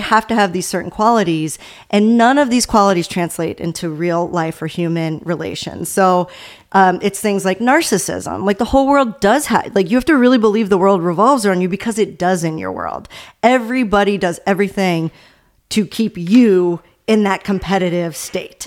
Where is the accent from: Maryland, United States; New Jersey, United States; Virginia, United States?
Maryland, United States; Baltimore; I'm from the Baltimore area